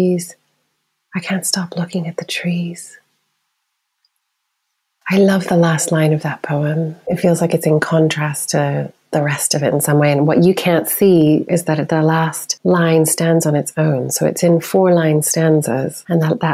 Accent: United States; now in United Kingdom; as an American

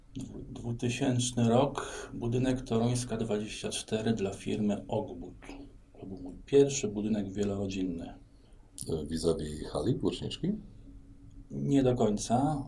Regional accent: Bydgoszcz, Kuyavian-Pomeranian Voivodeship, Poland; also born or lived in Solec Kujawski / Gdańsk; ja jestem bydgoszczaninem, to znaczy urodziłem się w Bydgoszczy, w szpitalu na kapuściska

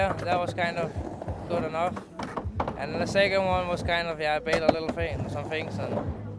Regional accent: Copenhagen, Capital Region of Denmark, Denmark; I'm from Copenhagen, Denmark. I'm 24 years old.

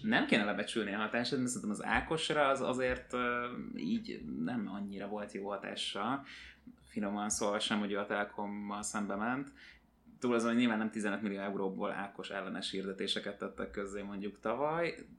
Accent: Hungary; magyar vagyok

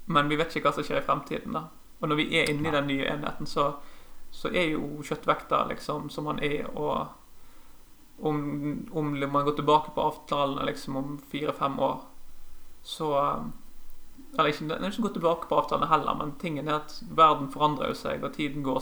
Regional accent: Sotra, near Bergen, Vestland, Norway; also born or lived in Bjølsen, Oslo; now in Oslo, Norway; jeg vokste opp på Sotra utenfor Bergen

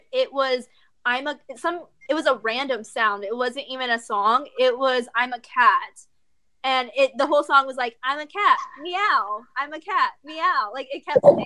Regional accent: Texas, United States; I'm from Texas

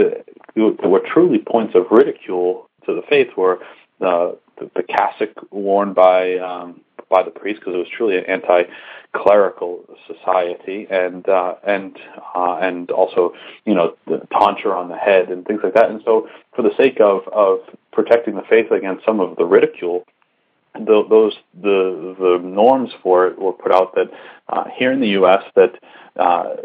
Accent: Massachusetts, United States; my home state, Massachusetts

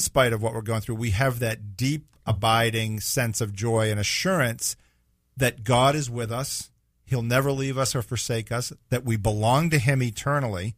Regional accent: Massachusetts, United States; moved away as an adult; also born or lived in California; now in Jacksonville, United States; I left where I grew up in Massachusetts and met my wife and moved to California, lived there for a few years, came back to Massachusetts, and then in nineteen ninety-eight came to the Jacksonville area

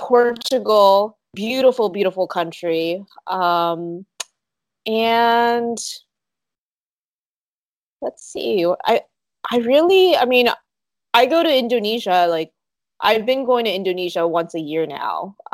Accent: South Korea; born there; also born or lived in Canada; So I actually didn't grow up in the States. I was born in Korea. I lived in Canada, and I've lived in some other countries as well.

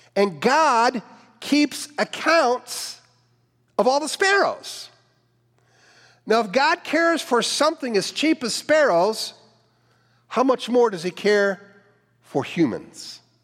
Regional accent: Cleveland, Ohio, United States; I grew up in the Cleveland area

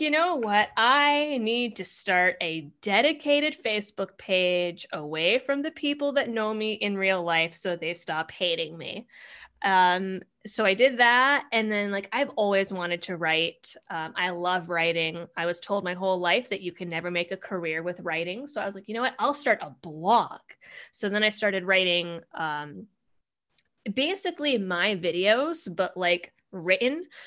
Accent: Massachusetts, United States; growing up in Massachusetts, I was, I was a, I was a hardcore leftist.

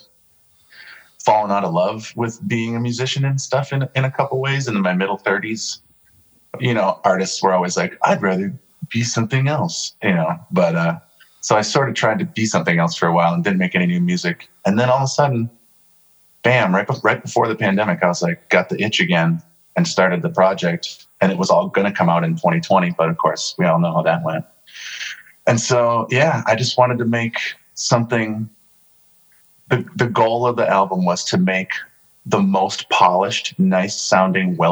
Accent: Brooklyn Center, Minnesota, United States; I'm from Brooklyn Center or Minneapolis

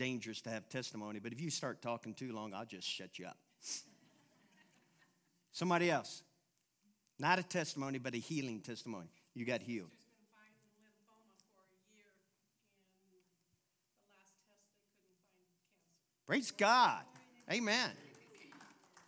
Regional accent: Louisville, Kentucky, United States; I'm from Louisville, Kentucky.

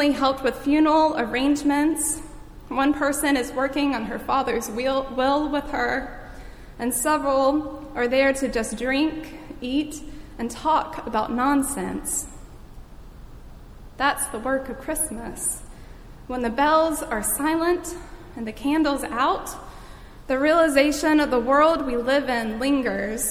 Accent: Boardman?, North Carolina, United States; moved away; my hometown of Bowdies, North Carolina

